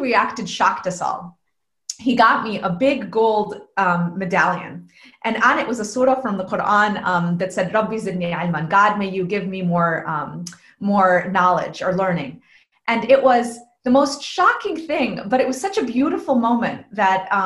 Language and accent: English; United States; all the privileges of growing up in the United States in this amazing country